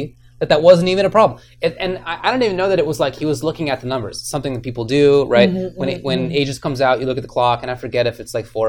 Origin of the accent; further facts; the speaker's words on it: Moorpark, California, United States; also born or lived in East Coast; is from my hometown, mm-hmm. both from Moore Park, California.